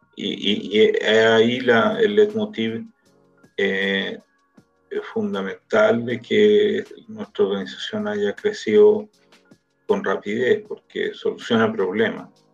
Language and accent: Spanish; Chile; now in Israel; nosotros como organización de chilenos